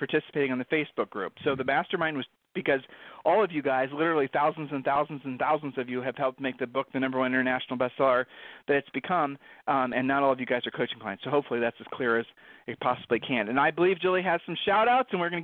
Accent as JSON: {"language": "English", "region": "Ohio", "country": "United States", "moved": "yes", "lives_now": "Texas, United States", "said": "we're from Ohio"}